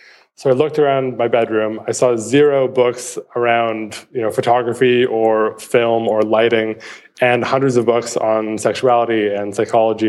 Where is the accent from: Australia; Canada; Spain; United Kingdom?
Canada; Vancouver, British Columbia; I was born and raised in Vancouver, Canada, where I still live.